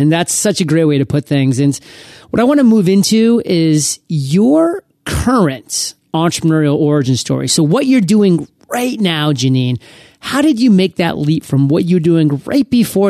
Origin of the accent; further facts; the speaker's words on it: Maine, United States; now in San Diego, United States; And I got to be honest, living in San Diego, like I miss it. Like I'm from Maine, so I'm used to like really inclement weather.